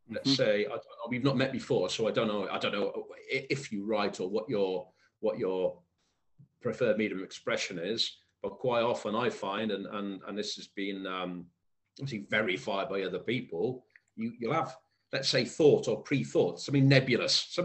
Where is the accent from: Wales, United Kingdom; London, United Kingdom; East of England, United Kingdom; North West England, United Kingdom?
Wales, United Kingdom; Cwmbran; accent: Welsh; I grew up in Cwmbran in South Wales.